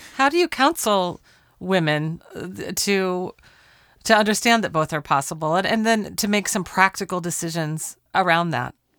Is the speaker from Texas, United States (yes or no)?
no; Portland, Oregon, United States; in Portland, Oregon, my hometown